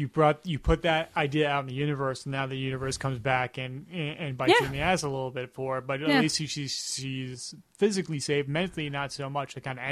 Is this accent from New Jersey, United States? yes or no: no; Chicago, Illinois, United States; I'm stuck in the middle because I'm from Chicago. I'm the Midwest.